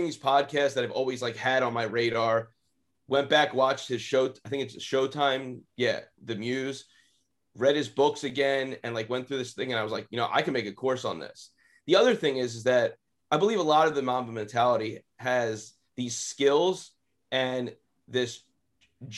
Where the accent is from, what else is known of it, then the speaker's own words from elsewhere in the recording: Lower Moreland, Philadelphia area, Pennsylvania, United States; I'm from Lower Moreland High School. So that's the school I went